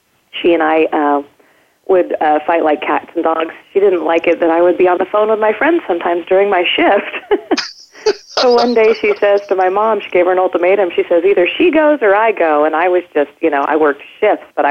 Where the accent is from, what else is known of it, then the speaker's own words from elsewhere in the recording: Bakersfield, California, United States; also born or lived in upstate New York / San Diego, California; landed basically from the time I was three, and then grew up in Bakersfield, California